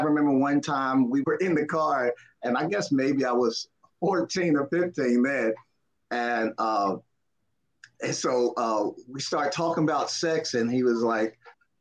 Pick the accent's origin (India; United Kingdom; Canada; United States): United States; Philadelphia, Pennsylvania; I grew up in Philly